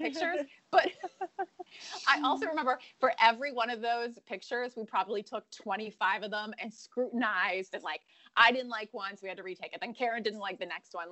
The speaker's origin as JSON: {"language": "English", "region": "Western Pennsylvania", "country": "United States", "tie": "born or raised there", "moved": "yes", "lives_now": "Western North Carolina, United States", "said": "My hometown is Western Pennsylvania"}